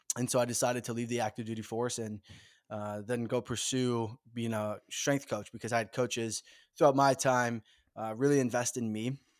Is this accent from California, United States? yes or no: no; Minnesota, United States; born and raised in the Midwest in the great state of Minnesota